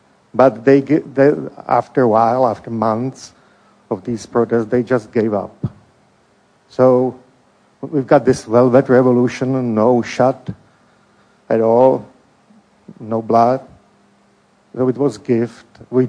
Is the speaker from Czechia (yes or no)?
yes; Czechia; English is a second language; moved away as an adult; now in United States; I grew up in Czech Republic